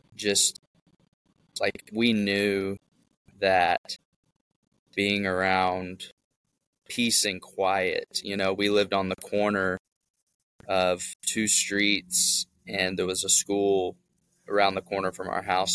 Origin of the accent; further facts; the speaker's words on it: Memphis, Tennessee, United States; I'm from Memphis, Tennessee, uh, born and raised, and um, moved out to the suburbs.